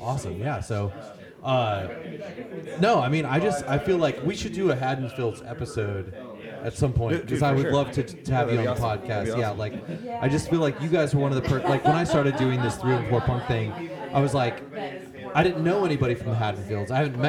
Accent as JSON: {"language": "English", "region": "Illinois", "country": "United States", "said": "I was originally from Illinois"}